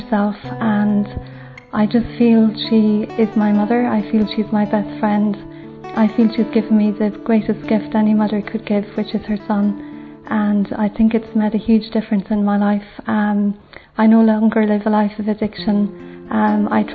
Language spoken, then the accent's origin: English; Ireland; I'm from Ireland. For me, Our Lady has been like a best friend. I grew up as a Catholic in Ireland